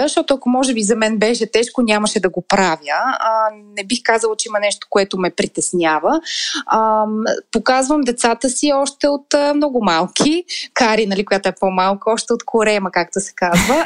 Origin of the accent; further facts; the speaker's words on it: Montana, Montana Province, Bulgaria; moved away; в моя роден град му. Монтана